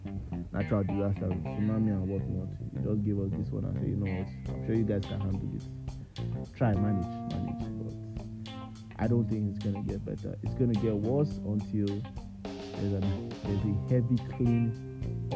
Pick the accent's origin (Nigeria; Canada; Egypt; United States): Nigeria; I like Nigeria. I was birthed here, I grew up here, university, high school, everything was here.